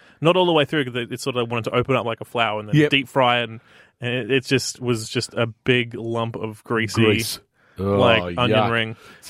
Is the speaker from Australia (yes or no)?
yes; Australia; as an Australian